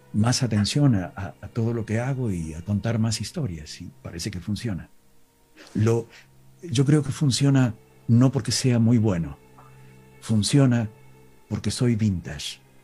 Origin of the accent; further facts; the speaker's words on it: Villa Dolores, Córdoba, Argentina; accent: interior Argentine (not porteño); Mi pueblo se llama Villa Dolores